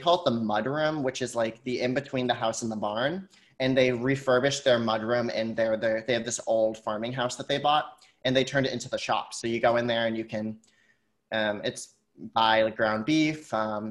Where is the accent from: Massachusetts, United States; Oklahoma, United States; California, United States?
Massachusetts, United States; Hardwick; I grew up in a small farming community in Massachusetts. It's like 45 minutes west of Worcester